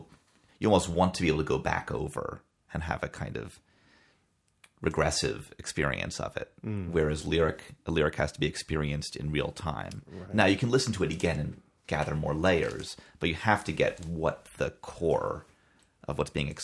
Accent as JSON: {"language": "English", "region": "Maine", "country": "United States", "tie": "born or raised there", "said": "growing up in Maine"}